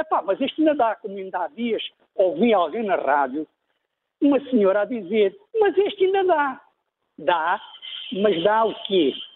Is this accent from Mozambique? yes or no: yes; Mozambique; now in Portugal; eu sou moçambicano